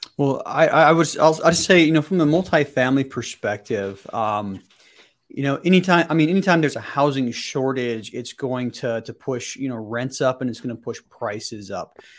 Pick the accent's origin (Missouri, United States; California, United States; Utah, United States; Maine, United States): Utah, United States; Salt Lake City; born and raised in, in the Salt Lake City area